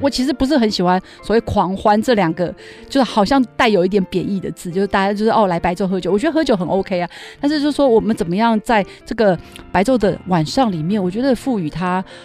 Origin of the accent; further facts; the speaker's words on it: Taipei, Taiwan; 我自己在台北长大，我对台北是非常有情感的